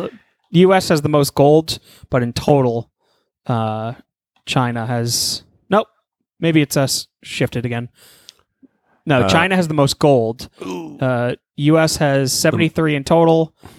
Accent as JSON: {"language": "English", "country": "Nigeria", "said": "I'm Nigerian, dude."}